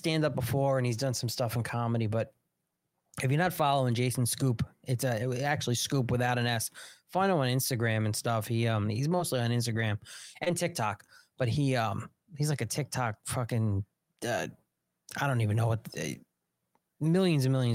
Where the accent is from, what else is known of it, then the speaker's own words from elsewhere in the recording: Long Island, New York, United States; I'm from Long Island.